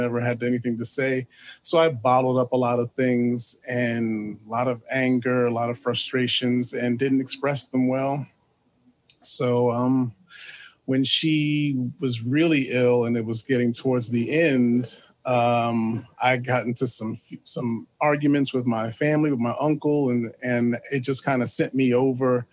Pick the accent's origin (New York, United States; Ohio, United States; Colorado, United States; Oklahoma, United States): New York, United States; New York City; I am from New York City. I was born in Manhattan